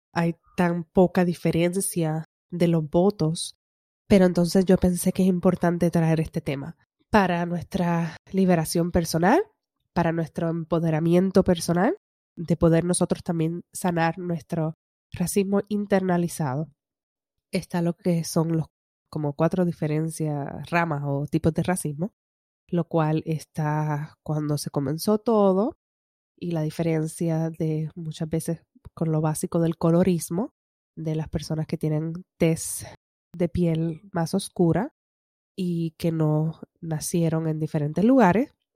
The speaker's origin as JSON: {"language": "Spanish", "country": "Puerto Rico", "said": "todos somos puertorriqueños"}